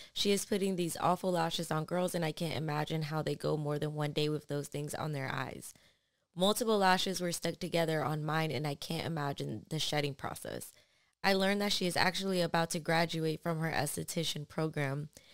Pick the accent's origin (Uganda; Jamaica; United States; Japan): United States; New York; was born in New York, and that's just, that's what I've known